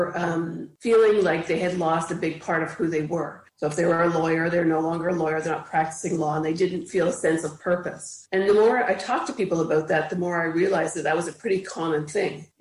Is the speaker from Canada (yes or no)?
yes; Ottawa, Ontario, Canada; also born or lived in Toronto, Canada; now in Cobourg, Canada; I grew up in Ottawa, which is the capital of Canada, for most of my life, for most of my childhood and part of my adult